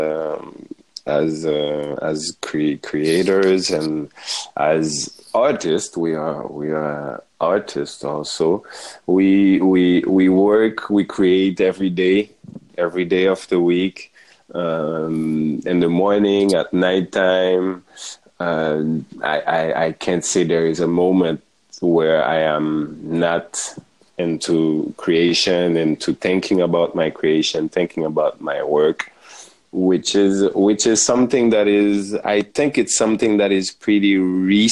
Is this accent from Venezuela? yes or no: no; Haiti; also born or lived in France; now in Paris, France; I am born and raised in Haiti